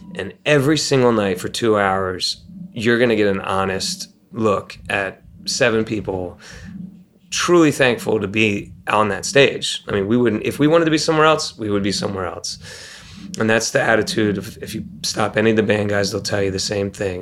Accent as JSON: {"language": "English", "region": "Maryland", "country": "United States", "also_born_or_lived": "Ohio", "said": "We come from Maryland. We come from Ohio. That's who we represent."}